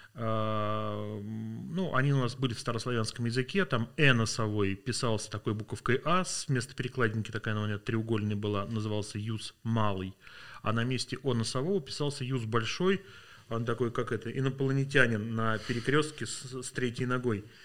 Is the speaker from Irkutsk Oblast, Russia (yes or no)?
no; Vladimir Oblast, Russia; я родился во Владимирской области, в маленьком районном городе